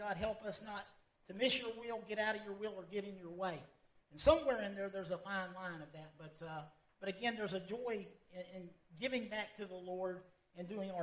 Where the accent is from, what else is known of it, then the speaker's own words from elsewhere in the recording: Callahan, Florida, United States; moved away as an adult; now in Ecuador; I'm from Callahan